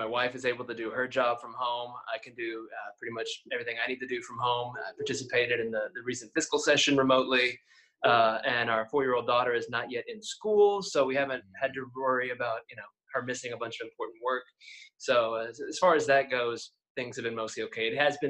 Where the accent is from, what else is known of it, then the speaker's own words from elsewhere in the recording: Springdale, Arkansas, United States; also born or lived in Fayetteville, Arkansas; So native in Northwest Arkansas, born and raised in Springdale, did move to Fayetteville for college, went to the university